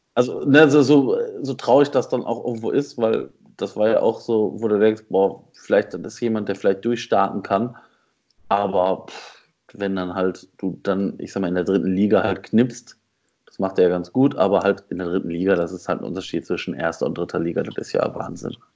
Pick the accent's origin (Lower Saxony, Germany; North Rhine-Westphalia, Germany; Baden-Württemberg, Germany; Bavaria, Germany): North Rhine-Westphalia, Germany; Essen; ich bin in, in, Essen ja groß geworden